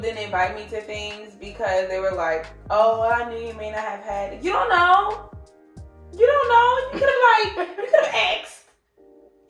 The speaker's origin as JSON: {"language": "English", "town": "New Orleans", "region": "Louisiana", "country": "United States", "said": "we're from New Orleans, like Louisiana"}